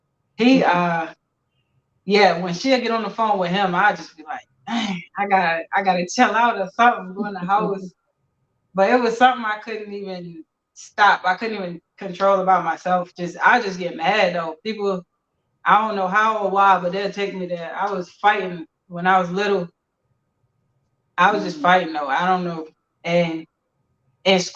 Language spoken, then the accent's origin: English; Baltimore, Maryland, United States; I'm from Baltimore City, from Park Heights area.